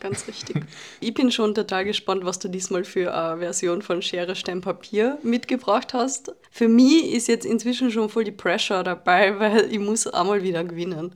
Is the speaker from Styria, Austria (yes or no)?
no; Carinthia, Austria; now in Vienna, Austria; Ja, ich wohne in Wien, aber ich bin Kärntnerin